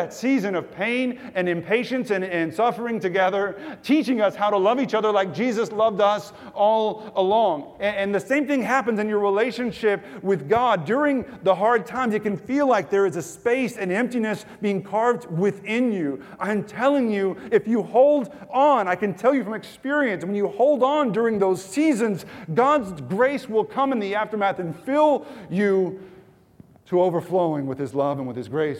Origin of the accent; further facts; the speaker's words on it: Texas, United States; I'm from East Texas, the Sticks, which is an even more foreign culture than Ecuador to many of you. Just backwoods, you know, living is what I was used to.